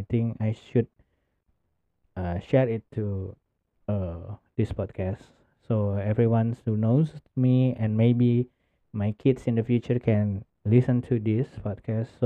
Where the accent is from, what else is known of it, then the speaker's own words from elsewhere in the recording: Indonesia; English is a second language; I came from Indonesia